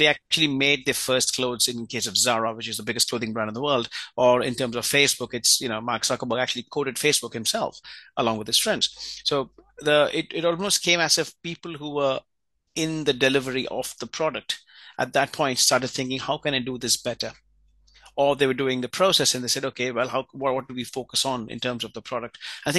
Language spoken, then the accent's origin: English; India; I was born and raised in India, and my dad at that time was in the Indian Air Force.